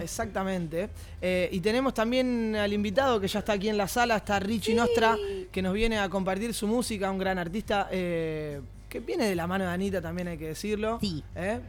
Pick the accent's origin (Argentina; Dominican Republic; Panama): Argentina; esa cultura que tenemos nosotros, por lo menos como argentinos